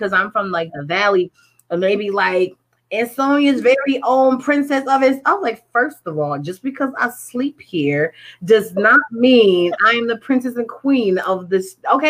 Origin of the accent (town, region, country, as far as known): Connecticut, United States